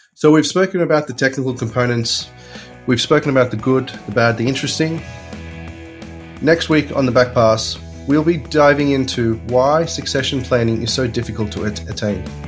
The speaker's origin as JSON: {"language": "English", "country": "Australia", "tie": "born or raised there", "said": "growing up in Australia"}